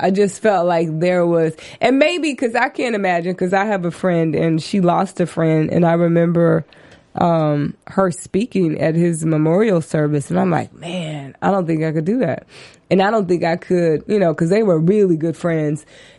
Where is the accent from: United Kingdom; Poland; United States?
United States; Texas; because I'm from Texas.